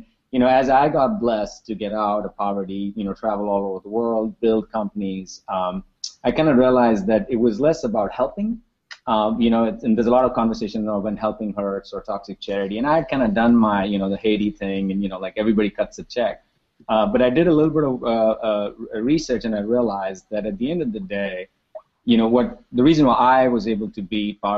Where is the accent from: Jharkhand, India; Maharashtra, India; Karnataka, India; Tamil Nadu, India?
Maharashtra, India; Mumbai; moved away; I grew up in Mumbai in India.